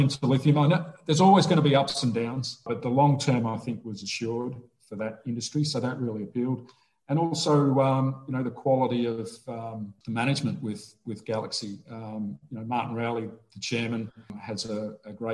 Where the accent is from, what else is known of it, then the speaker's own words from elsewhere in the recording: Melbourne, Victoria, Australia; Born and raised in Melbourne, Australia